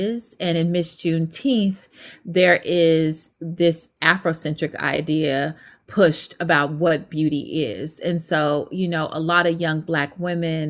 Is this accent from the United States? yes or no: yes; Fort Worth, Texas, United States; I grew up in Texas and Fort Worth specifically